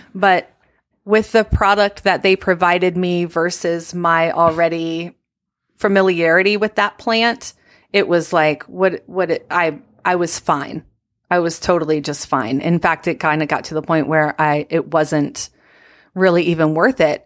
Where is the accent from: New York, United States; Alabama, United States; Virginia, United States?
Virginia, United States; I'm from Virginia